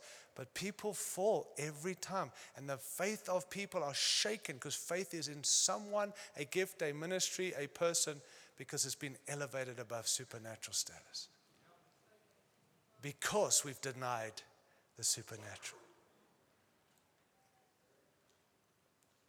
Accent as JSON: {"language": "English", "country": "United States", "also_born_or_lived": "Australia", "moved": "yes", "said": "I'm American"}